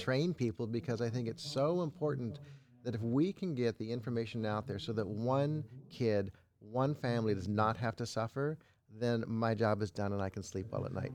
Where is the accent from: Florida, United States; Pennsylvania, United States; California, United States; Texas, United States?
California, United States; Los Angeles; I grew up in Los Angeles, Hollywood Hills